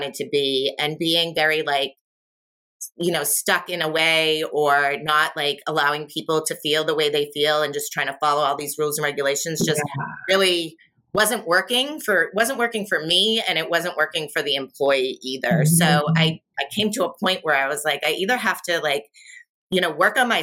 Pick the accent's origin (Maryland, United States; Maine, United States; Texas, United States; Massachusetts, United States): Massachusetts, United States; Boston; I'm from Boston. My dad's retired from the military.